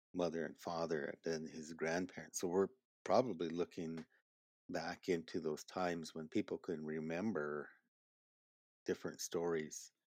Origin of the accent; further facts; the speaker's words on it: Marty, South Dakota, United States; I am Oglala Lakota, I grew up at Marty, South Dakota